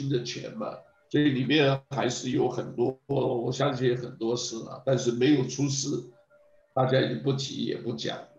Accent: China; 是啊，这个我们中国人都知道了，老外不会管你的，华人都很清楚

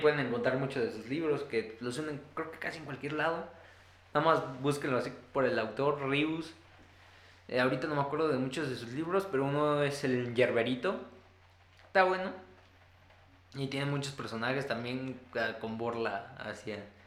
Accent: Mexico; los que somos aquí de México

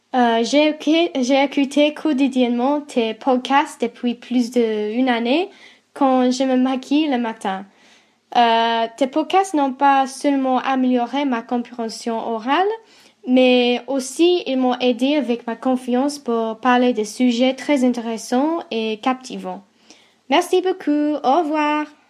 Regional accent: England, United Kingdom; French is a second language; j'ai été élevée en Angleterre

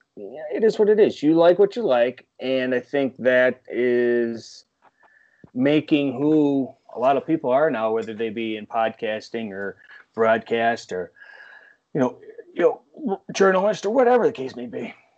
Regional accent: Northeast, United States; growing up in the Northeast like I did

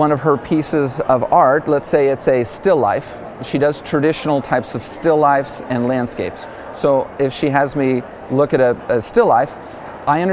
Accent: Dallas, Texas, United States; moved away as an adult; also born or lived in Malibu, California; I'm from Dallas originally

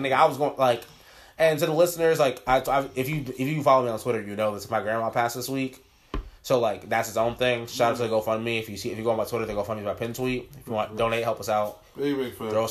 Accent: Orlando, Florida, United States; also born or lived in Brooklyn, New York; I'm from Orlando

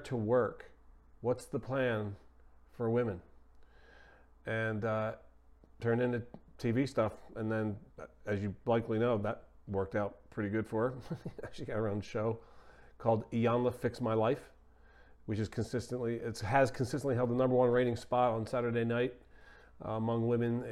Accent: Philadelphia, Pennsylvania, United States; I'm a big sports guy from Philly

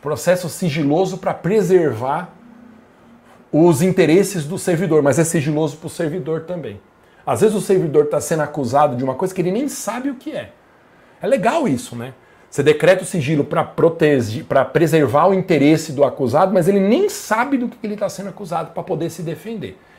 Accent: Guarulhos, São Paulo, Brazil; Eu sou de Guarulhos

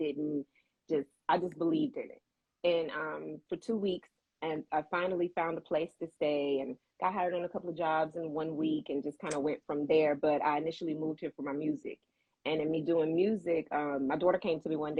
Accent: Mobile, Alabama, United States; moved away as an adult; now in Atlanta, United States; I'm located in Atlanta, but home is Mobile, Alabama.

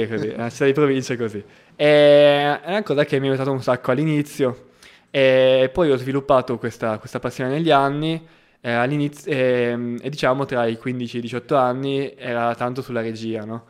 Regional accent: Gorizia, Friuli-Venezia Giulia, Italy; moved away as an adult; also born or lived in Trieste; now in Milan, Italy; Io vengo da Gorizia, eh, che è una cittadina di trentacinquemila anime sul confine tra Italia e Slovenia

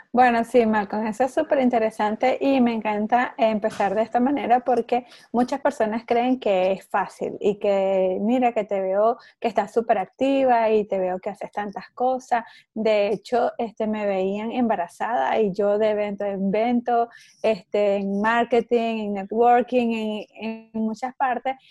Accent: Venezuela; moved away as an adult; also born or lived in Mexico; now in Orlando, United States; Yo estoy en Orlando, Florida, soy venezolana. Este, eh, migré hace 15 años ya de Venezuela

